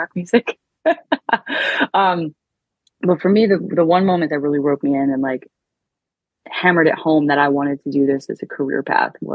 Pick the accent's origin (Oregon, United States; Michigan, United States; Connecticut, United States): Michigan, United States; Detroit; I'm from Detroit.